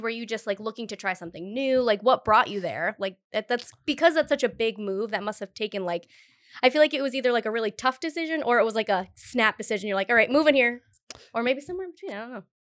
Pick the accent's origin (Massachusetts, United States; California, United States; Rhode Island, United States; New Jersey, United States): Rhode Island, United States; Cumberland; growing up in Cumberland, Rhode Island